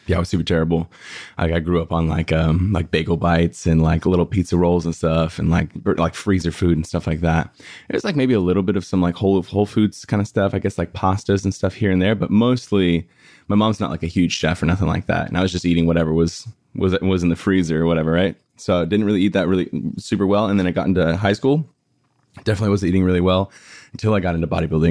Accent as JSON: {"language": "English", "town": "El Cajon", "region": "California", "country": "United States", "tie": "born or raised there", "moved": "yes", "lives_now": "Los Angeles, United States", "said": "I was born and raised in San Diego in a place called, like, El Cajon La Mesa area"}